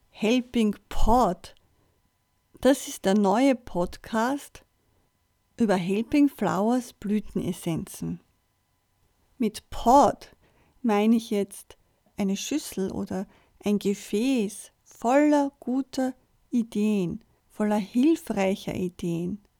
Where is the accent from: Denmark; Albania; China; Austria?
Austria; Vienna; Ich bin am 25. April 1963 geboren und in Wien aufgewachsen. Mit meinen Eltern und meinen zwei Schwestern habe ich in einer Wohnung gewohnt, in Wien, direkt an einem Kirchenplatz